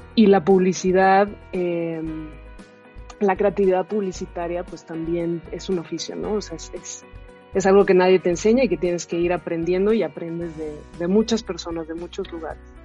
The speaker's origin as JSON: {"language": "Spanish", "country": "Mexico", "said": "soy mexicana"}